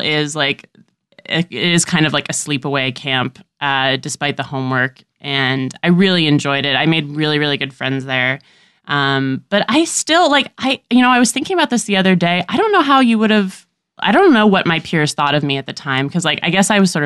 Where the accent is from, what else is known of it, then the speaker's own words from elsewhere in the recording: San Diego, California, United States; also born or lived in Washington Heights, New York City; now in New York City, United States; I'm from Southern California originally. Like, I was born in San Diego and I still have family there.